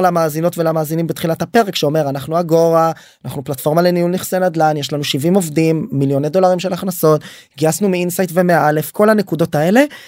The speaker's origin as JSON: {"language": "Hebrew", "country": "Israel", "said": "אנחנו כישראלים"}